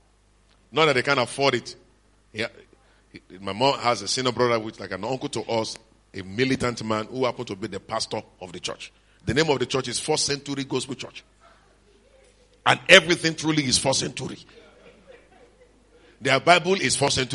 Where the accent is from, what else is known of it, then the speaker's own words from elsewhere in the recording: Lagos, Nigeria; We that come from Lagos